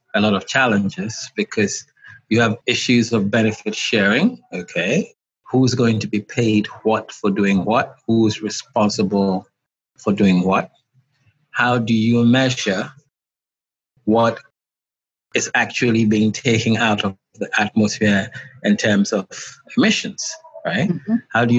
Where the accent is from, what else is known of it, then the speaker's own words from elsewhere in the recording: Ghana; I am from Ghana, West Africa. Right now, I'm speaking to you from Accra, the capital.